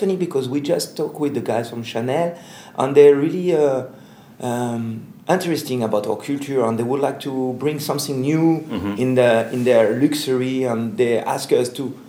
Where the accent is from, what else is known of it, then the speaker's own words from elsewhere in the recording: Paris, Île-de-France, France; from Paris, Black Rainbow Agency